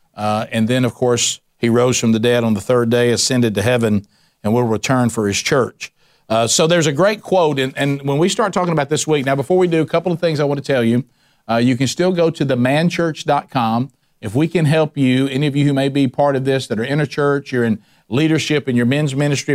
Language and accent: English; the Bible Belt, Alabama, United States; I was born in the Bible Belt, raised in the Bible Belt, still live in the Bible Belt, uh, and I live in what a lot of people call the Belt Buckle, and, and that is Alabama